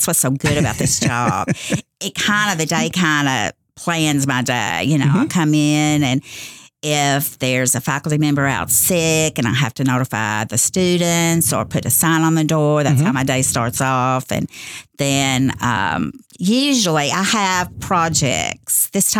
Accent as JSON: {"language": "English", "town": "Utica", "region": "Kentucky", "country": "United States", "tie": "born or raised there", "also_born_or_lived": "Owensboro", "said": "Well, I was born here in Owensboro, and I grew up in Utica, Kentucky, which is just a small little city about 10 miles out of Owensboro."}